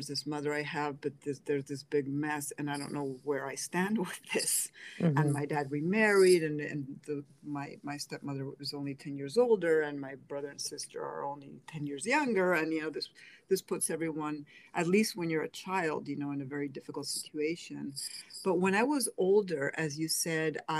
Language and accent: English; Spain; moved away as an adult; also born or lived in Pennsylvania, United States / Seville, Spain; now in United States; Was born in Spain, grew up in Pennsylvania, but after the separation, my sister and I ended up with my dad in Spain and with my grandmother, and she was the one who raised us.